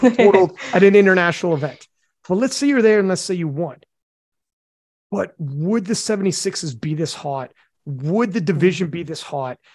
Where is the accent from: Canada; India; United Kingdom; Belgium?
Canada; I'm Canadian